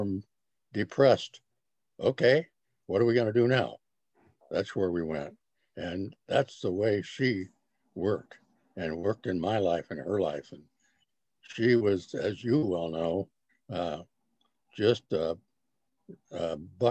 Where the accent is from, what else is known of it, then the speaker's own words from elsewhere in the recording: Arcadia, California, United States; I grew up in Arcadia, an area called Santa Anita Oaks